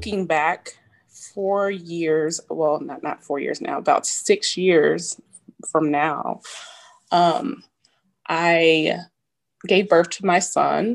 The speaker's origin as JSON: {"language": "English", "town": "Wichita", "region": "Kansas", "country": "United States", "moved": "yes", "said": "I'm originally from Wichita, Kansas, joined the Army as an enlisted soldier"}